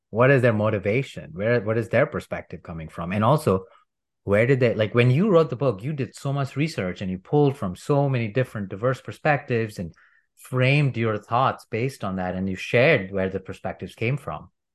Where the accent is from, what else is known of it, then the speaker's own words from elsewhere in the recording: India; moved away; I'm from India and I grew up learning about plant-based medicine